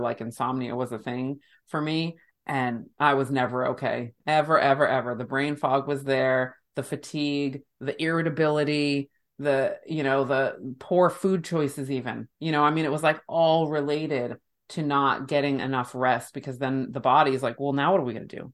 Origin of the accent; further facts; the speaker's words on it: United States; my human body was born and raised in the United States